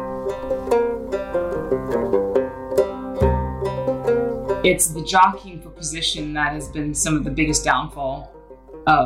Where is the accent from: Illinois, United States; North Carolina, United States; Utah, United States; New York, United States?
North Carolina, United States; Greensboro; now in Limerick, Ireland; I'm from Greensboro, North Carolina, but I currently live in Limerick, Ireland